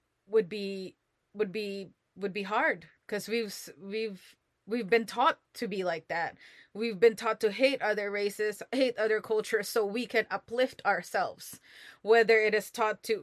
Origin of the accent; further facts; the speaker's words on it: Philippines; I'm Filipino